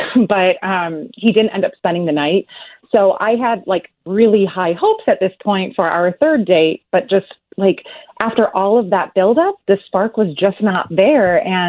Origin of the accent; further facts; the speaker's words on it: Detroit, Michigan, United States; now in Pasadena, United States; I'm from the Detroit area